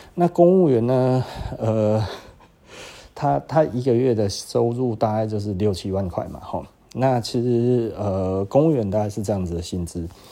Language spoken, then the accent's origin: Chinese; Taiwan; also born or lived in Taichung; 我们台湾人